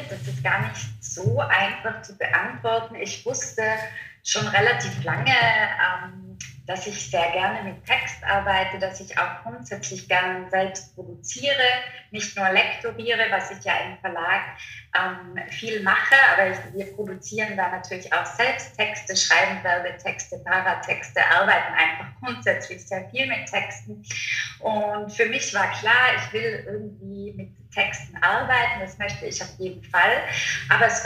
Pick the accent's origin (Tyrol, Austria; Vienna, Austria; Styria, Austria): Tyrol, Austria; Innsbruck; ähm, bin 31 Jahre alt und ja, komme aus Innsbruck, wohne in Innsbruck